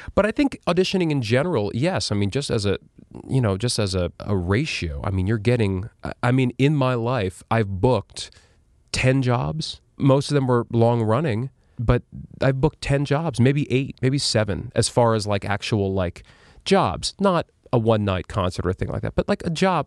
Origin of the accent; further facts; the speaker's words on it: New York City, New York, United States; also born or lived in Las Vegas; I grew up on twentieth street in Chelsea